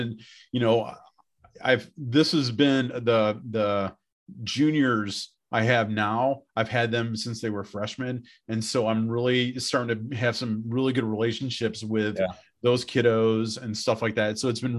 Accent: Beloit, Wisconsin, United States; moved away as an adult; also born or lived in Indiana / Houston, Texas / Dallas, Texas / Bayfield, Wisconsin; now in Kewaunee, United States; I was born and raised in Beloit, Wisconsin, and went to school down in central Indiana, and then got my first teaching job outside of Houston, Texas.

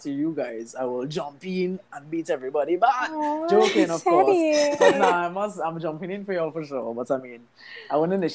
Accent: Trinidad & Tobago; I'm from Trinidad, so I also reside in Trinidad

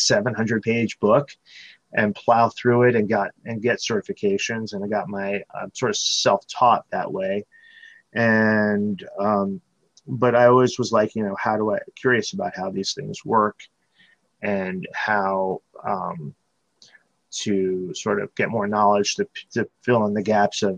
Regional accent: Connecticut, United States; now in Chicago, United States; I grew up in Connecticut and made my way out to Chicago around the year 2000, and I've been living here ever since

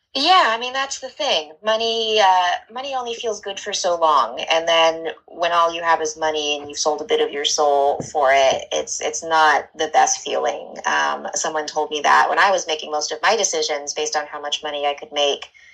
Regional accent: Northern California, United States; also born or lived in Santa Barbara / Mexico; now in Los Angeles, United States; I'm from Northern California

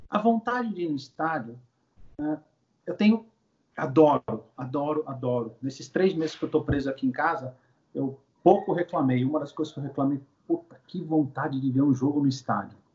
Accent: Santos, São Paulo, Brazil; born there; Eu costumo falar que eu não nasci em Santos por acaso

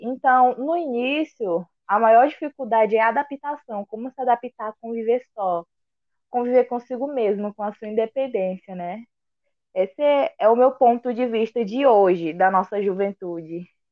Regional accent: Araguaína, Tocantins, Brazil; sou de Araguaína, Tocantins

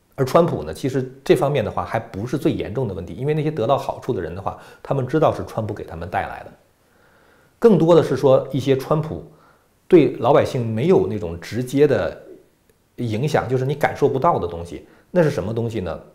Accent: China; 我们中国人自己一定要把中共跟中国分开

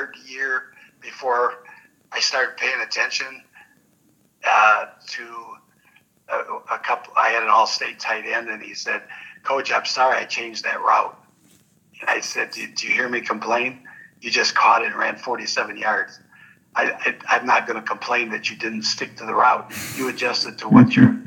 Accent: Ann Arbor, Michigan, United States; I grew up in Ann Arbor

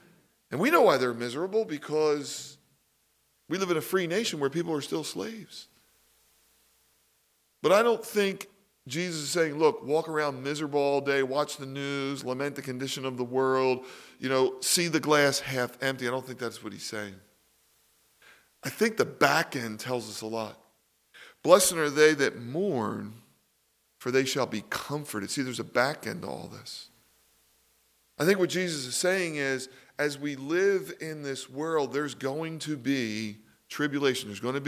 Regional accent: Philadelphia, Pennsylvania, United States; Because I was raised in Philly, we used to go to sports games.

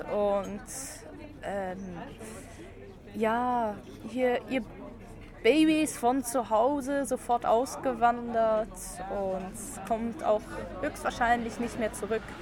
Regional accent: Luxembourg; now in Solothurn, Switzerland; Und äh, wohne in Solothurn und bin seit fast drei Jahren in der Schweiz. Ungefähr, ja. Und ursprünglich bin ich aus Luxemburg und.

